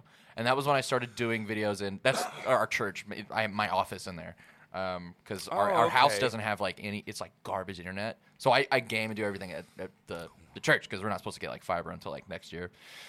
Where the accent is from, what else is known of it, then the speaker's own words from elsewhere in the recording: Jacksonville, Arkansas, United States; I was born in Jacksonville, yeah.